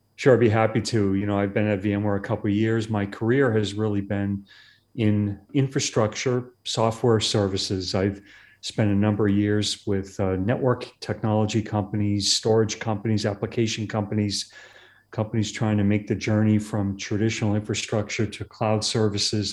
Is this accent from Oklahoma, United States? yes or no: no; Massachusetts, United States; now in California, United States; I grew up in Massachusetts